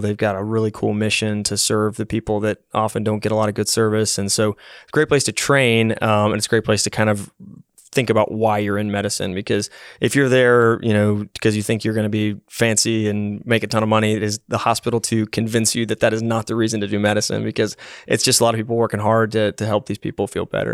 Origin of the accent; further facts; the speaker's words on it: Knoxville, Tennessee, United States; also born or lived in Massachusetts; I grew up from kindergarten age all the way up through high school in Knoxville